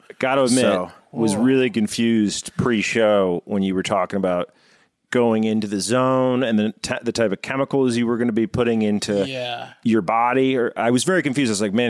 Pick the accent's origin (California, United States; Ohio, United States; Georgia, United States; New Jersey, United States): New Jersey, United States; Jersey Shore; I grew up on the Jersey Shore.